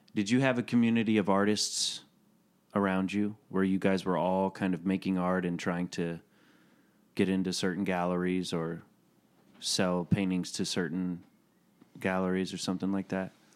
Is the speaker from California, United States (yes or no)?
no; Chattanooga, Tennessee, United States